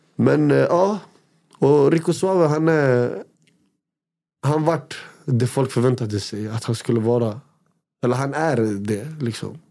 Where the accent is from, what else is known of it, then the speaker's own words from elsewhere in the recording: Västerås, Västmanland, Sweden; Jag kommer från Råby, jag kommer från en ort som heter Råby